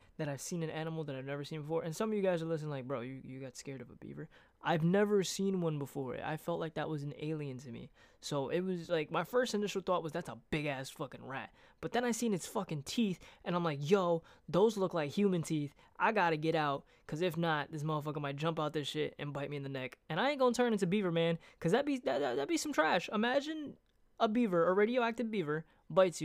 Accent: Brooklyn, New York, United States; moved away; I'm from Brooklyn

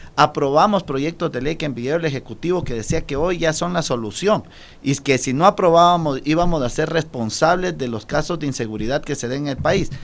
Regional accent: Ecuador; como ecuatoriano

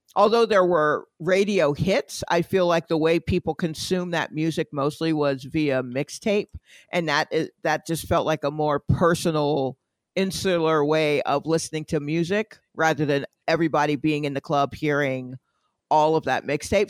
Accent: Atlanta, Georgia, United States; I am from Atlanta

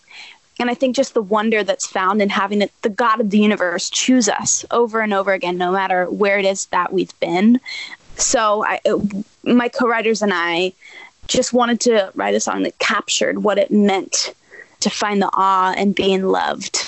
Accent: Nashville, Tennessee, United States; I'm born and raised in Nashville

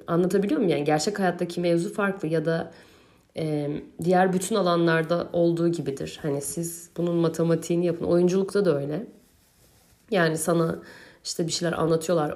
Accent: Turkey; ben Türkiye'li biri olarak

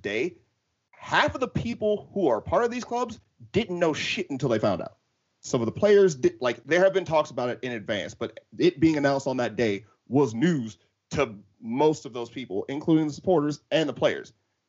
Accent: United States; I'm not fucking from Merseyside. Like, I'm a proper American.

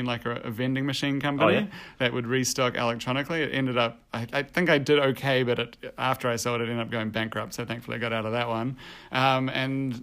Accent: New Zealand; moved away as an adult; also born or lived in Copenhagen, Denmark / Australia; I'm originally from New Zealand

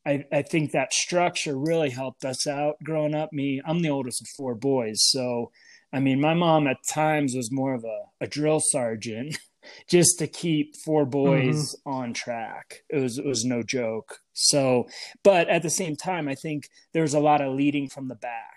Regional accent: Mountain View Village, Pennsylvania, United States; moved away; growing up in Mountain View Village, which was our neighborhood. And it's the more I think about it, it's such a unique area, I believe, in Pennsylvania

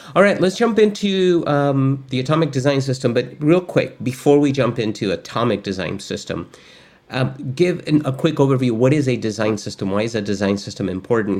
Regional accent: Argentina; I'm actually from Argentina

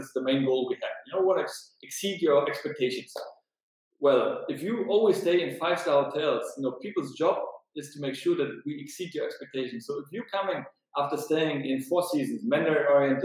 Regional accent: Berlin, Germany; now in Vilnius, Lithuania; I'm from Germany, from Berlin

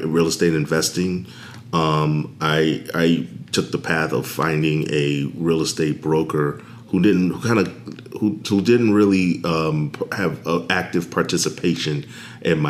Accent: New York City, New York, United States; moved away as an adult; also born or lived in Washington, D.C.; I am originally from New York City

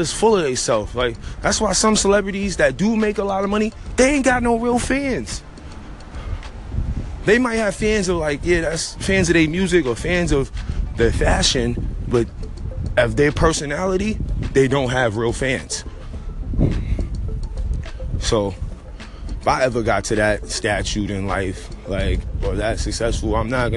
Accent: New York City, New York, United States; I'm from Harlem. We in Harlem

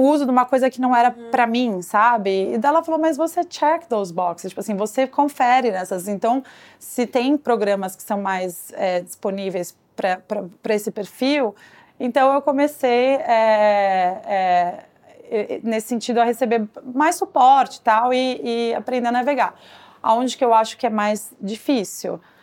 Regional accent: Brazil; moved away as an adult; now in New York, United States; eu crescendo no Brasil

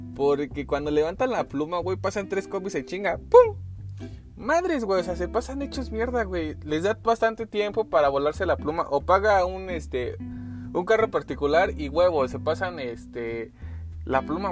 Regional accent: Mexico City, Mexico; aquí en la Ciudad de México como buen chilango

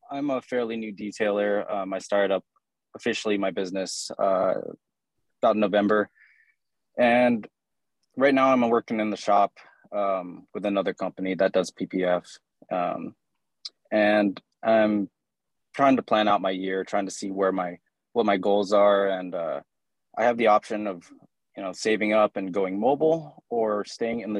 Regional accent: Mesa, Arizona, United States; I'm from Arizona, Mesa, Arizona.

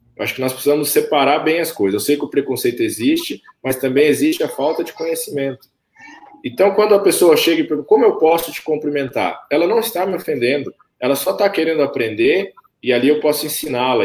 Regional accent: Camanducaia, Minas Gerais, Brazil; also born or lived in Campinas; now in Bragança Paulista, Brazil; eu cresci ali em Camanducaia, desenvolvi ali

